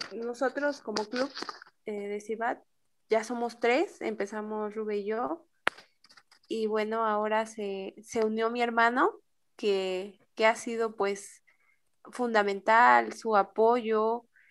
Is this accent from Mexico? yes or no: yes; Oaxaca, Mexico; al menos yo no conocía mucho de mi tierra